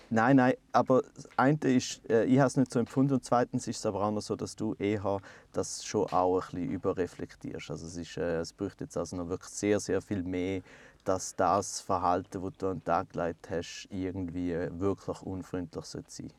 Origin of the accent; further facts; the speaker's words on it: Switzerland; bei uns in der Schweiz